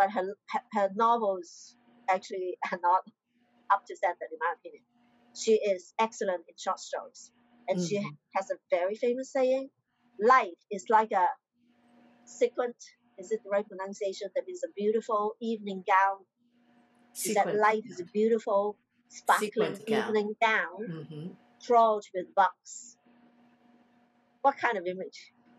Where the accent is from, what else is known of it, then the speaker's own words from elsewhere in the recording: Hong Kong; English is a second language; I'm a Chinese from Hong Kong.